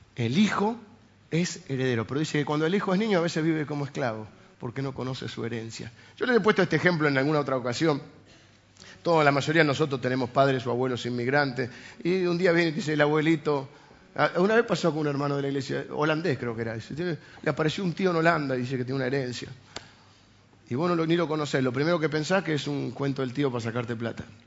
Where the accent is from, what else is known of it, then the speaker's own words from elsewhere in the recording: Argentina; los argentinos estamos acostumbrados a las cosas provisorias para siempre